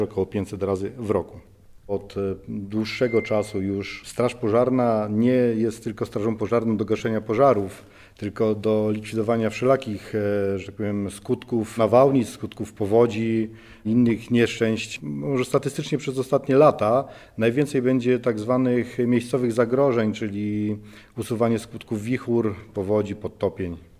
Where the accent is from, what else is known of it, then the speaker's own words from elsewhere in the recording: Szczawnica, Lesser Poland, Poland; moved away as an adult; now in Warsaw, Poland; jednostka WSP Szczawnica, skąd pochodzę.